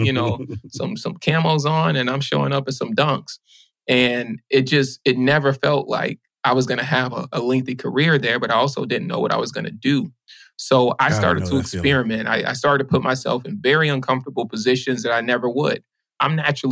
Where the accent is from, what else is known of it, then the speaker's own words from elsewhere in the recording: Baton Rouge, Louisiana, United States; also born or lived in New Orleans; growing up in Louisiana, my folks worked at chemical plants